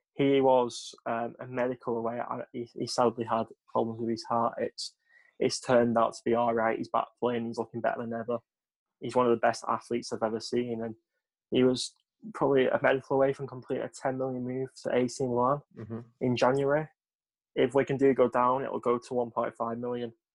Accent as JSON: {"language": "English", "area": "West Thornton", "region": "North West England", "country": "United Kingdom", "said": "I'm actually from West Thornton"}